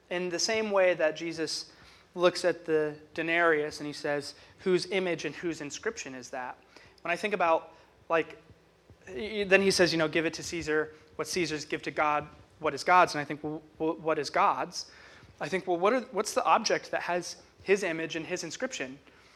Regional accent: United States; as an American

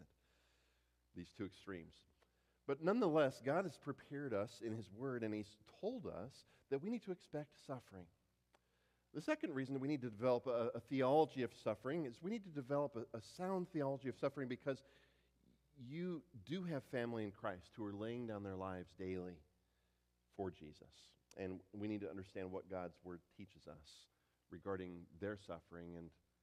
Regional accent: United States; an American pastor

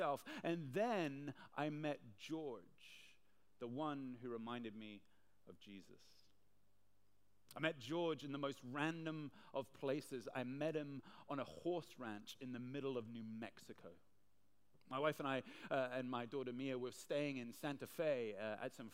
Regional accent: Hong Kong; Now, I'm from Hong Kong. I've lived here most of my life.

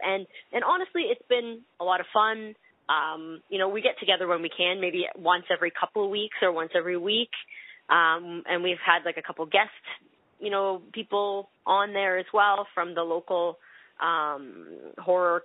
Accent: Canada; accent: Canadian; I'll be pronouncing all of my words in a Canadian accent.

